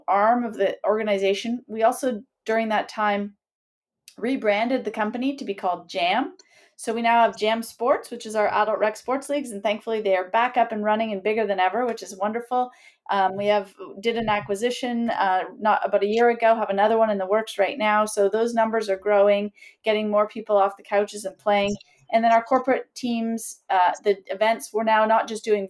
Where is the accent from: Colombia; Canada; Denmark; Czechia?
Canada; Sudbury, Ontario; moved away as an adult; also born or lived in Kingston, Canada; now in Toronto, Canada; I grew up in Sudbury